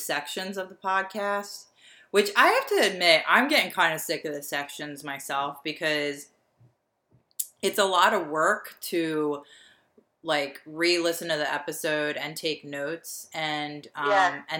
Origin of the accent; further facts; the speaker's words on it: Delaware County, Pennsylvania, United States; two girls who were born and raised in Delaware County, Pennsylvania.